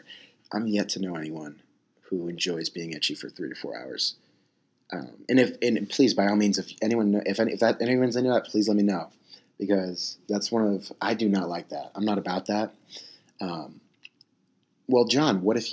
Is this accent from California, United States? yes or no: yes; San Diego, California, United States; I'm from San Diego, California